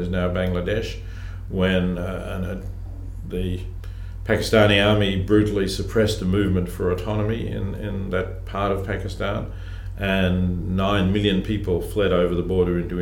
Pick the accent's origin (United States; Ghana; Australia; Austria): Australia; Melbourne, Victoria; I grew up in Melbourne